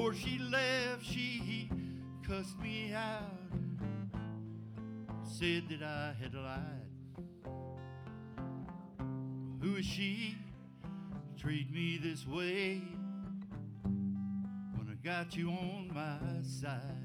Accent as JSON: {"language": "English", "town": "Dade City", "region": "Florida", "country": "United States", "tie": "born or raised there", "also_born_or_lived": "Lacoochee, Florida", "said": "I was born and raised in Dade City, Florida, and grew up for a while there in a mill town in Lacoochee, Florida"}